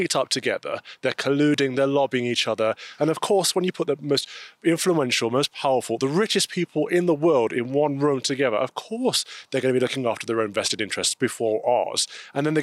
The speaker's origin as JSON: {"language": "English", "region": "England", "country": "United Kingdom", "said": "I'm a Brit. I'm an Englishman. I belong to England."}